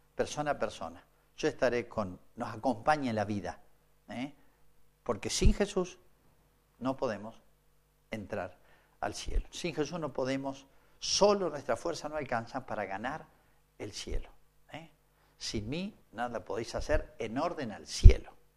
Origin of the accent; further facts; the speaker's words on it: Argentina; sigo siendo argentino